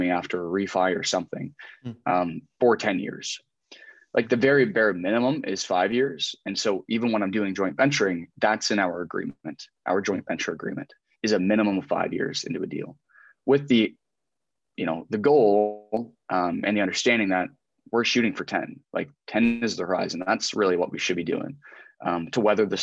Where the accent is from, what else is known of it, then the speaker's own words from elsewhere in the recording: just outside of Halifax, Nova Scotia, Canada; moved away; also born or lived in Southwestern Ontario; I grew up like just outside of Halifax